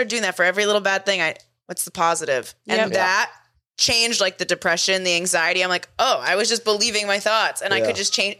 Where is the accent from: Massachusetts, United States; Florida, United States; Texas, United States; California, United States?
Massachusetts, United States; Boston; We're from Boston.